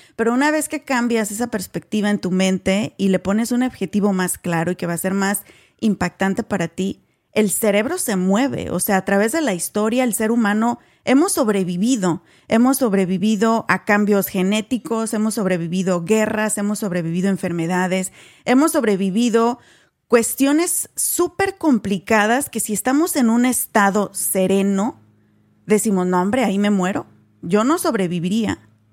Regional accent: Mexico; now in United States; nosotras venimos de México también

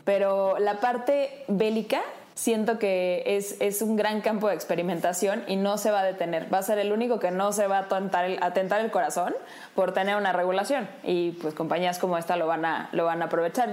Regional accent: Mexico

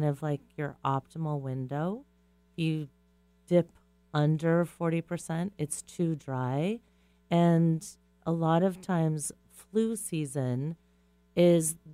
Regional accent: Kauai, Hawaii, United States; moved away; I grew up in Kauai, where I had the joy of living through 2 hurricanes

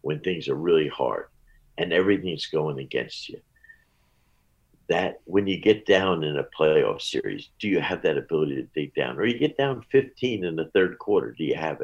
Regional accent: New Jersey, United States; I grew up in Jersey across the river

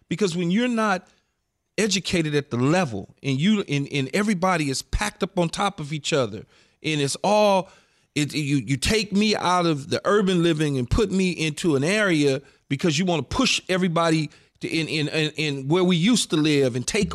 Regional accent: Los Angeles, California, United States; I grew up in South Central LA.

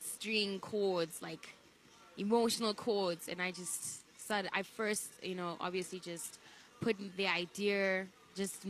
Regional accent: Mutare, Manicaland, Zimbabwe; moved away; also born or lived in Bulawayo, Zimbabwe / Harare, Zimbabwe; I grew up mostly in that area, in Mutare

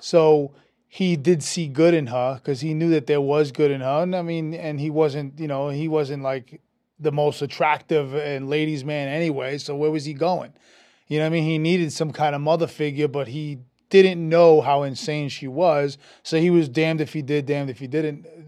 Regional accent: New York City, New York, United States; also born or lived in Brooklyn; I'm from Queens, so very similar to the world of Jersey

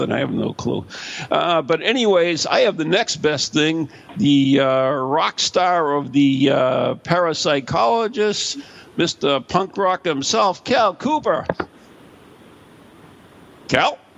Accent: Scotland, United Kingdom; I'm Scottish, so I can't say anything.

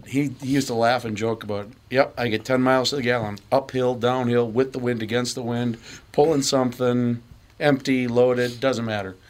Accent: River Falls, Wisconsin, United States; I grew up in western Wisconsin, River Falls.

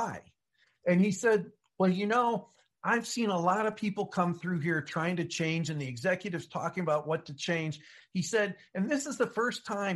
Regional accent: United States; I'm an American

